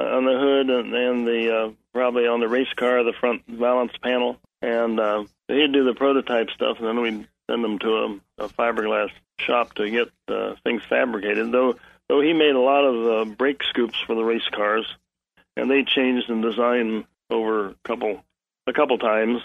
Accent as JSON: {"language": "English", "region": "Indiana", "country": "United States", "moved": "yes", "said": "being from the Midwest, I was like I was from Indiana, like Jerry was"}